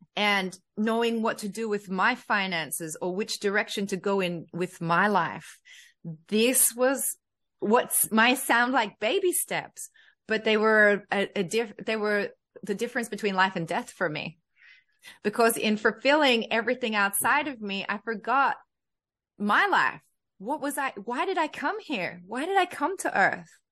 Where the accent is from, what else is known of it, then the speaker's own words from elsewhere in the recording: Australia; a young girl growing up in Australia, in a white family